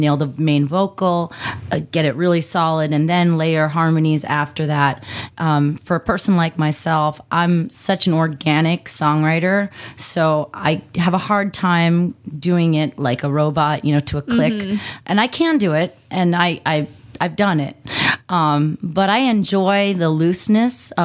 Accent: New York, United States; now in Arizona, United States; I'm a New Yorker at heart

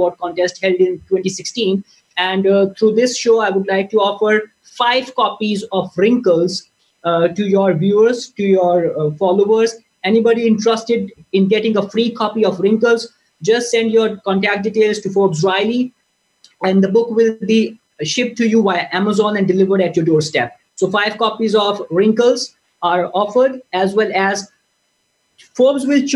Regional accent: Pakistan; as a Pakistani nation

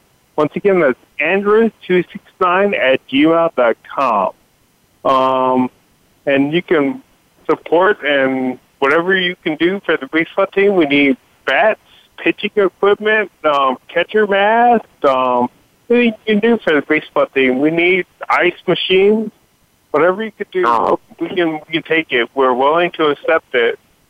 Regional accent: California, United States; I'm from the Scoop, California.

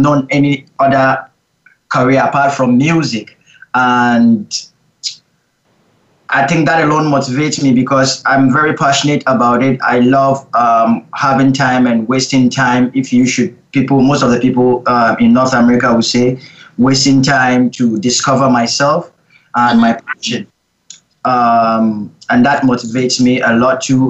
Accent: Cape Coast, Central Region, Ghana; moved away as an adult; now in Vancouver, Canada; I'm from Ghana, based in Vancouver

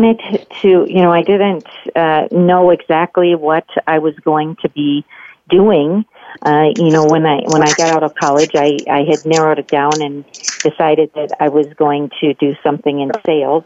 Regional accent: Wheeling, West Virginia, United States; moved away as an adult; also born or lived in Pittsburgh, Pennsylvania / Ohio; now in Illinois, United States; I was raised in Wheeling, West Virginia. I was born in Pittsburgh, and my parents adopted me, so I spent my childhood years all the way through college in West Virginia

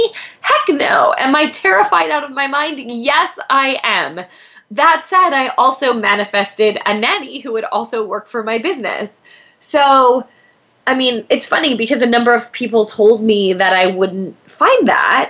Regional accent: Pennsylvania, United States; now in Los Angeles, United States; I grew up in Pennsylvania

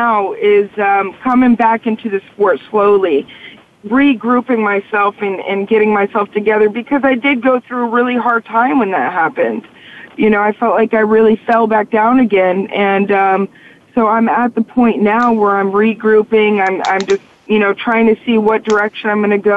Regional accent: La Quinta, California, United States; I'm from La Quinta, California

